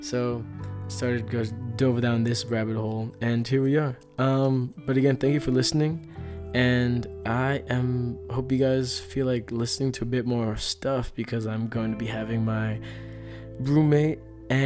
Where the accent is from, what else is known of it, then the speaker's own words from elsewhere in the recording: El Paso, Texas, United States; our hometown, which was like, well, obviously El Paso, Texas